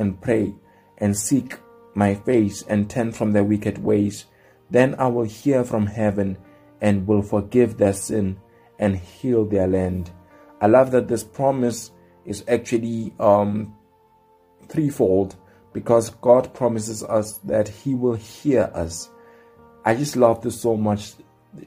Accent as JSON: {"language": "English", "country": "South Africa", "said": "I come from South Africa"}